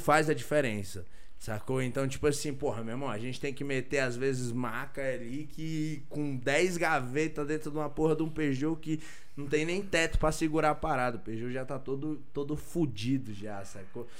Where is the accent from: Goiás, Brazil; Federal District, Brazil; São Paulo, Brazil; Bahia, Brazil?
Federal District, Brazil; Ceilândia; eu sou da Ceilândia